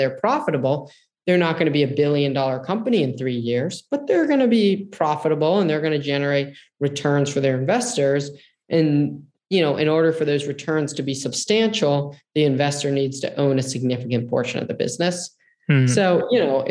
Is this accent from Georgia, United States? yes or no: no; Silicon Valley, California, United States; I grew up in Silicon Valley